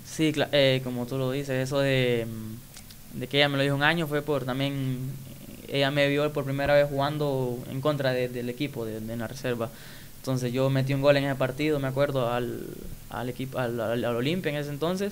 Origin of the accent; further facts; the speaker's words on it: Quimistán, Santa Bárbara, Honduras; soy de Quimistán, Santa Bárbara, creo que ahí di mis primeros inicios en el, fútbol, como niño